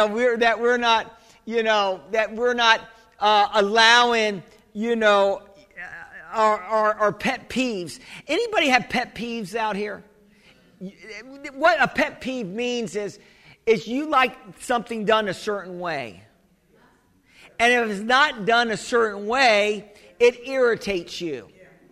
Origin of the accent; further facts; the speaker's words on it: United States; I'm the American